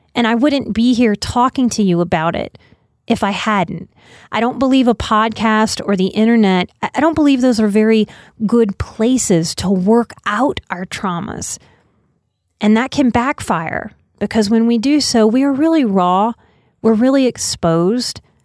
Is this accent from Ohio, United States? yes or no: no; New Orleans, Louisiana, United States; moved away as an adult; I'm a New Orleans native, born and raised till I was twenty-nine